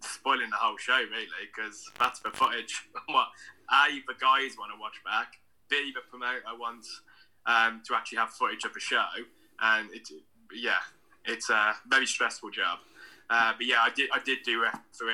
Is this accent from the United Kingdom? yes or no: yes; Redditch, West Midlands, United Kingdom; I'm from Redditch in the West Midlands